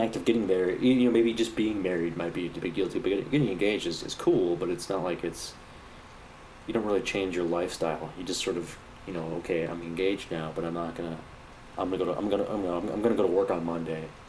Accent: United States; I'm an American

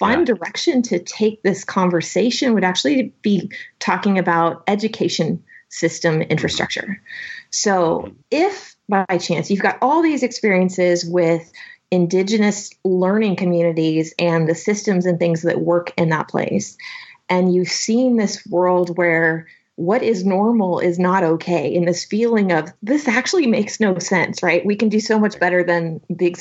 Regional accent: suburban Portland area, Salem, Bend, Oregon, United States; now in Austin, United States; So I live in Austin, Texas now, but I grew up in Oregon, suburban Portland area, Salem, Bend.

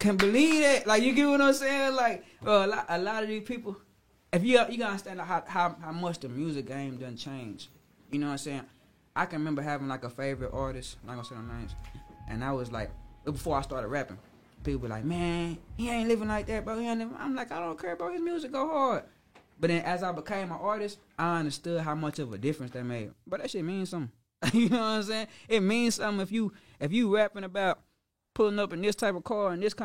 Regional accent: Dallas, Texas, United States; I'm from Pleasant Grove

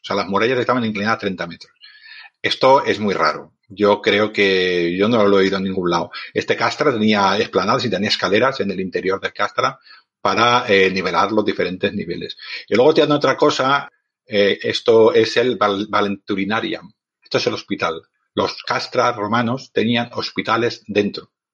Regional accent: Barcelona, Catalonia, Spain; yo soy un hombre de ciudad, soy de Barcelona

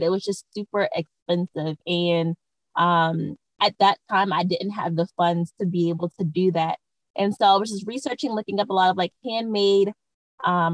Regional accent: Maryland, United States; moved away as an adult; now in California, United States; I am originally from the East Coast. I'm from Maryland, and I moved to California probably about almost 5 years ago with my family

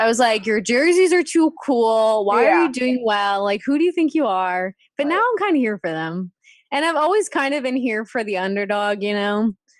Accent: New York, United States; I'm from New York

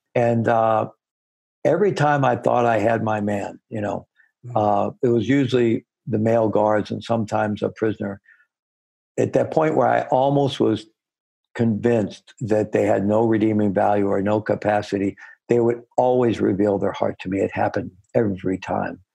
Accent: Missouri, United States; I was born in Missouri, the Show Me State.

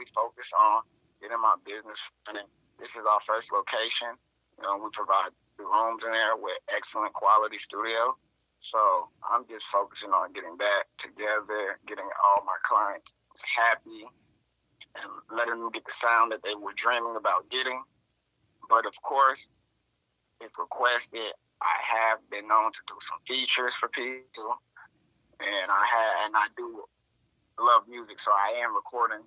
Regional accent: North Atlanta, Gwinnett County, Georgia, United States; I come from North Atlanta area, Gwinnett County specifically

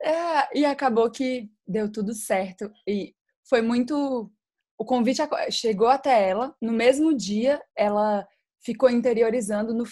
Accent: Araguaína, Tocantins, Brazil; nós somos de Araguaína, no Tocantins.

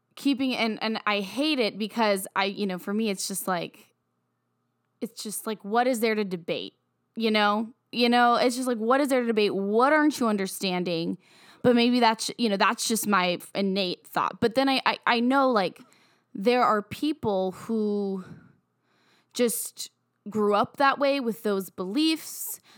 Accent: Virginia, United States; moved away; I have a lot of, of close black friends that I grew up with in my hometown in Virginia

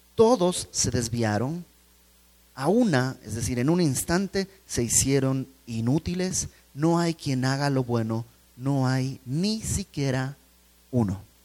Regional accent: Bolivia; moved away; fui a Bolivia, donde, de donde yo soy

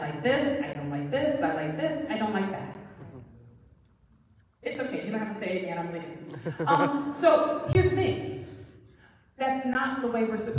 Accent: Flint, Michigan, United States; I'm from Flint

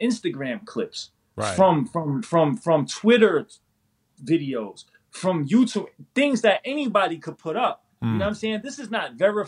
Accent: New York City, New York, United States; I was born and raised in New York City

